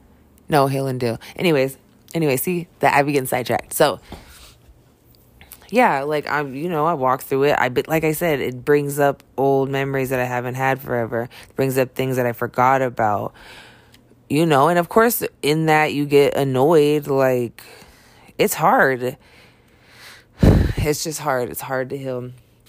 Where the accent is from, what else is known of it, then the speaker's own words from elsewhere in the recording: Ventura, California, United States; also born or lived in Billings, Montana; because I grew up in Ventura, California, you know, and then I moved to Billings, Montana. Then I moved back to Cali for a while.